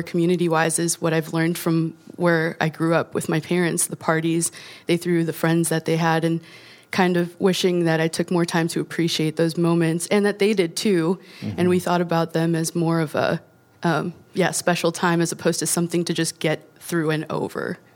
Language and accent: English; Chicago, Illinois, United States; we're from Chicago